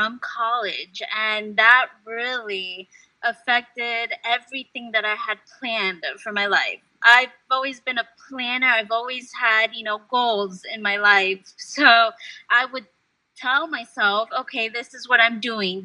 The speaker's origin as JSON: {"language": "English", "country": "United States", "tie": "born or raised there", "also_born_or_lived": "Peru / Uruguay", "said": "growing up in the United States, I would speak Spanish in my household, but I was speaking English in school"}